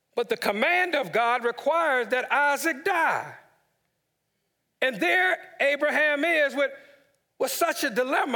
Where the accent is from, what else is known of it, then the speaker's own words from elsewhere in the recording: Washington, District of Columbia, United States; my hometown, D C